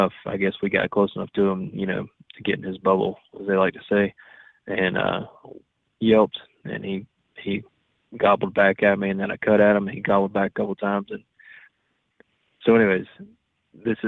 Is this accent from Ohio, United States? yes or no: no; Florida, United States; I'm from Florida